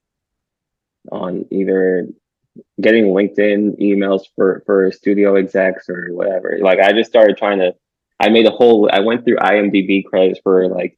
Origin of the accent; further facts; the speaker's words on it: Huntsville, Alabama, United States; moved away; I told her I was from Huntsville